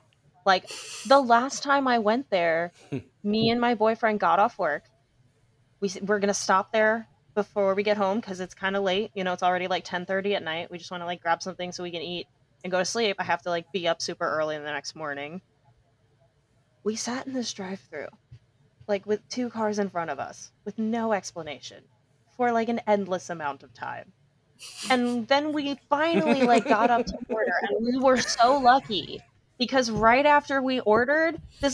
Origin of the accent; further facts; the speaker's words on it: East Coast, United States; now in West Coast, United States; growing up on the East Coast, coming out to the West Coast